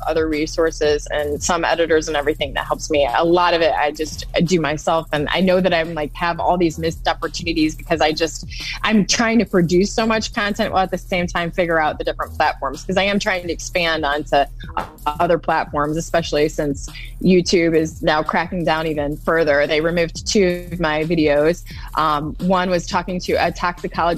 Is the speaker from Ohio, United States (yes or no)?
yes; Toledo, Ohio, United States; moved away as an adult; now in Texas, United States; growing up in Toledo, especially like me living in a suburb